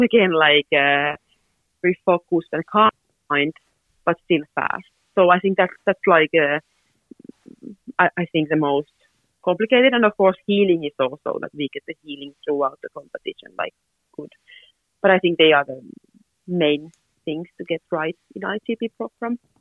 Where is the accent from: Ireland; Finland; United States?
Finland; I'm from Finland.